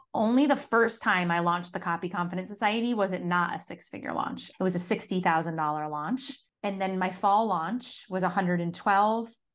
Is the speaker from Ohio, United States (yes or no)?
no; Syracuse, New York, United States; I grew up in Syracuse, New York